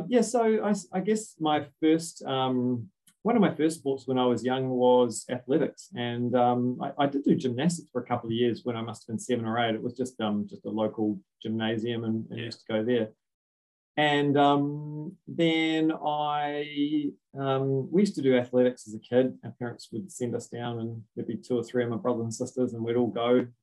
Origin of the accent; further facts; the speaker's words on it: Auckland, New Zealand; I'm from West Auckland originally, Titirangi